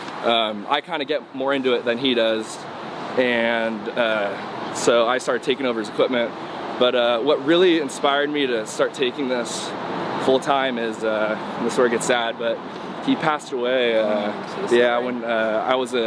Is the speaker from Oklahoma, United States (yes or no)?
no; Newport Beach, California, United States; hometown is Newport Beach, California